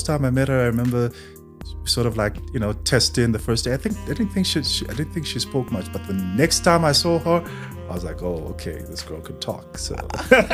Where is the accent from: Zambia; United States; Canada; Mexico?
Zambia; moved away as an adult; now in South Africa; I'm from Zambia